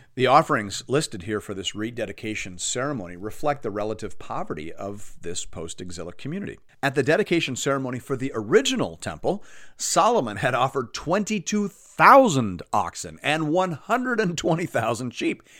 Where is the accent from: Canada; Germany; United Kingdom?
Canada; As a Canadian